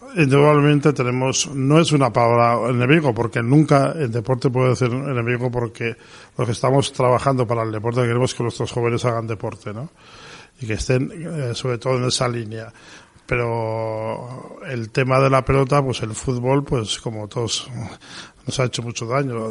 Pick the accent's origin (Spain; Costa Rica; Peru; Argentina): Spain; Pamplona, Navarre; soy de Pamplona